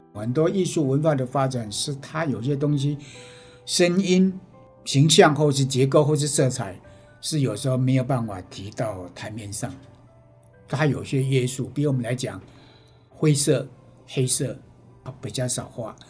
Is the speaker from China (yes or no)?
no; Penghu County, Taiwan; now in Kaohsiung, Taiwan; 因为我家乡是澎湖，